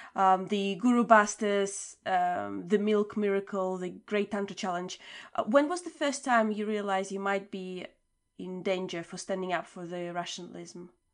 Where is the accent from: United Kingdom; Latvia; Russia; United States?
Latvia; moved away; I came from Latvia